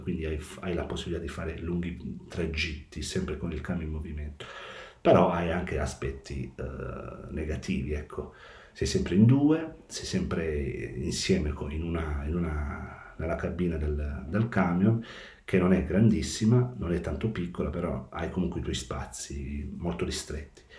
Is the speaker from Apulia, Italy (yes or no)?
yes; Molfetta, Apulia, Italy; moved away as an adult; now in Policoro, Italy; Sono originario di Molfetta, in provincia di Bari, ma sono residente a Policoro, in provincia di Matera